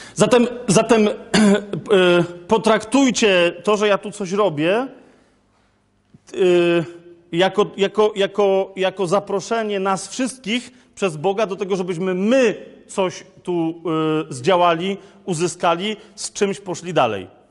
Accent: Kraków, Lesser Poland, Poland; ja jestem z Krakowa, u nas się, wiecie, to jest stara Galicja i u nas, się, u nas się nie wychodzi na dwór, no wiecie, tylko na pole

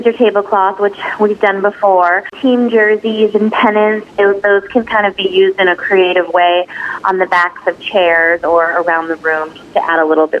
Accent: Boston, Massachusetts, United States; now in New York City, United States; because I'm from Boston.

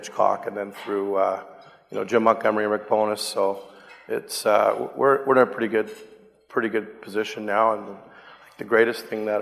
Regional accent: Vancouver, British Columbia, Canada; my local hometown team

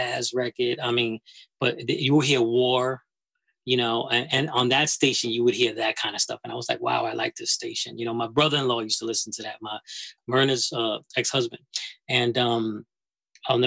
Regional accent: New York City, New York, United States; I'm from the Bronx, you know. I lived on Stratford Avenue and on Westchester Avenue

